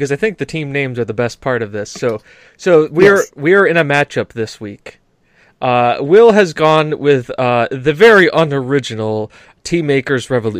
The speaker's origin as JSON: {"language": "English", "country": "United States", "said": "I am an American"}